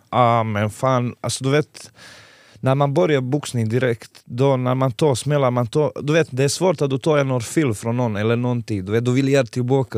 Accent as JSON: {"language": "Swedish", "country": "Montenegro", "second_language": "Swedish", "moved": "as an adult", "lives_now": "Eskilstuna, Sweden", "said": "Jag kommer från Montenegro, gamla Jugoslavien"}